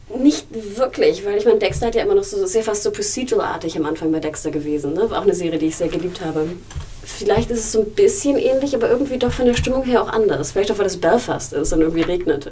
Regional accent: Germany; bin ich in Deutschland aufgewachsen

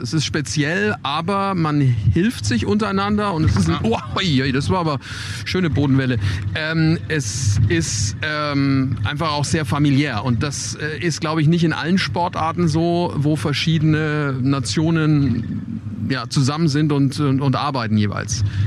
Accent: Germany; Wir als Deutsche

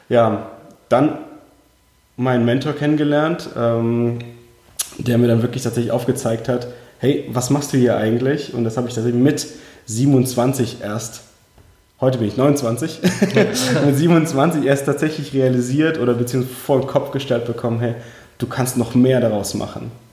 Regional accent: Heidelberg, Baden-Württemberg, Germany; also born or lived in Uzbekistan; aufgewachsen bin ich in schönen Heidelberg unten im Süden Deutschlands. Und ursprünglich geboren tatsächlich in Usbekistan, ja, also okay. in der damaligen Sowjetunion.

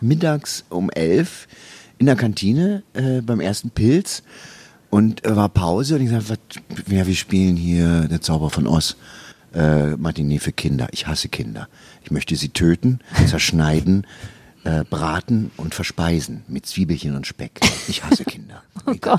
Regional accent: East Germany, Germany; ich komme aus dem Osten

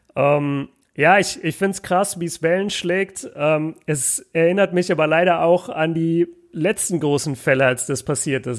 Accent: Germany; als Deutscher

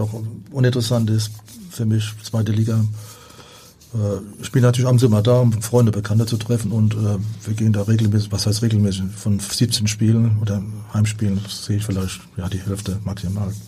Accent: Rhineland-Palatinate, Germany; bei uns in der Pfalz auf dem Dorf

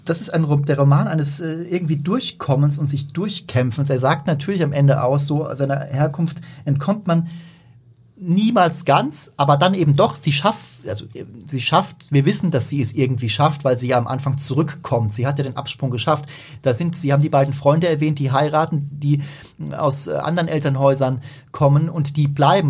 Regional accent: Germany; bei uns in Deutschland

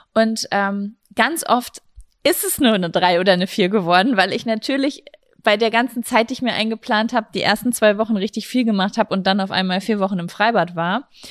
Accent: Germany; Wir kommen aus Lübecker

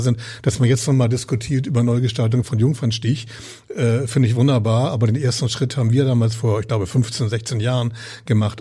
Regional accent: Hamburg, Germany; also born or lived in Berlin; ich bin, bin Hamburger und Norddeutscher durch und durch

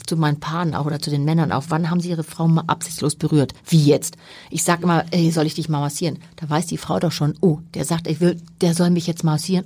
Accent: Hamburg, Germany; Ich bin Hanseatin durch und durch, bin hier geboren und äh, bin hier gerne. Ich war zwischendurch natürlich mal woanders, aber ich bin schon sehr gerne auch in Hamburg und als Hamburgerin unterwegs.

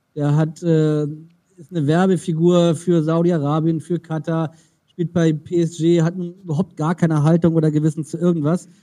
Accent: Germany; als Deutsche

